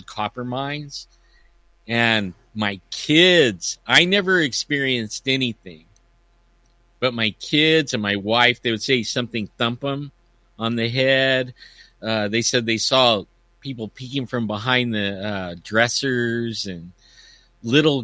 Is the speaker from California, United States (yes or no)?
yes; Yosemite, California, United States; I grew up in Yosemite and raised my kids in the mountains